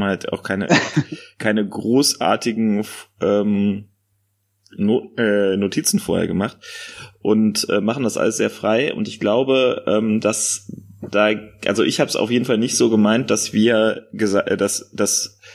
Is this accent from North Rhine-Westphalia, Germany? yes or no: yes; North Rhine-Westphalia, Germany; Rheinland. Ganz, ganz klassisch Rheinland. Okay, cool. Was man auch sicherlich an äh, unseren Sprachgewohnheiten so ganz minimal äh, hören wird.